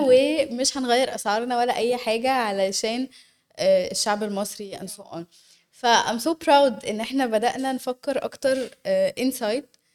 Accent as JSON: {"language": "Arabic", "country": "Egypt", "said": "إحنا كشعب مصري"}